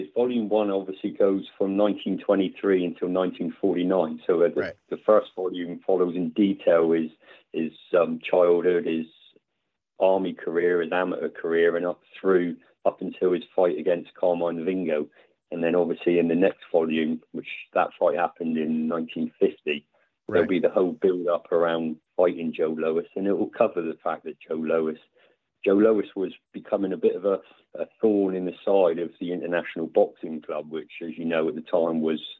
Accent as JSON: {"language": "English", "region": "England", "country": "United Kingdom", "said": "I'm from Scottish heritage, so I'm an English guy with Scottish background."}